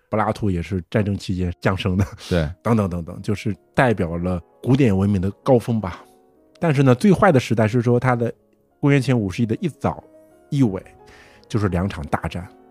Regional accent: China; 我中国人也是嘛，小的时候大部分都是听着神话，看着戏，嗯，戏曲长大的嘛

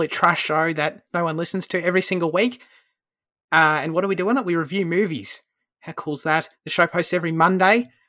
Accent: Australia; As an Aussie

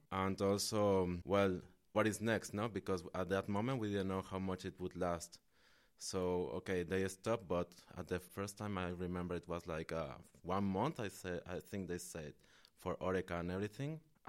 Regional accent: Mexico; also born or lived in Nicaragua; now in Netherlands; I'm from Mexico and Nicaragua, from both countries.

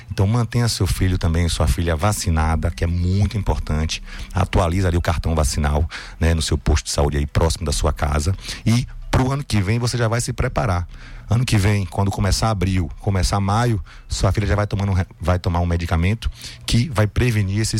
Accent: Salvador, Bahia, Brazil; born there; nasci em Salvador.

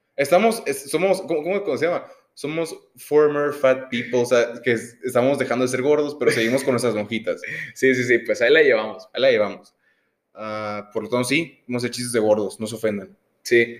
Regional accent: Sonora, Mexico; Nosotros que somos de Sonora, siempre he visto una rivalidad contra la gente del D F

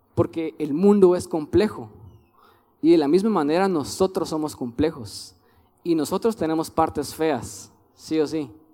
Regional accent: Guatemala; Somos guatemaltecos porque Dios quiso que fuéramos guatemaltecos

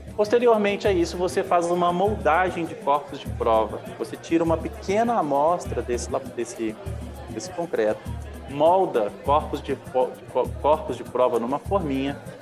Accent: Minas Gerais, Brazil; accent: mineiro; o sotaque é mineiro

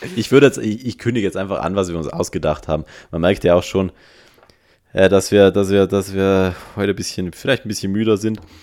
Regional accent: Innsbruck, Tyrol, Austria; bei uns in Innsbruck

